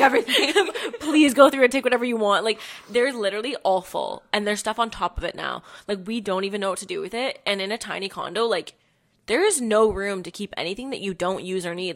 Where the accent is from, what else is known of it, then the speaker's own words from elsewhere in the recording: Hamilton, Ontario, Canada; moved away as an adult; now in Toronto, Canada; I'm from Hamilton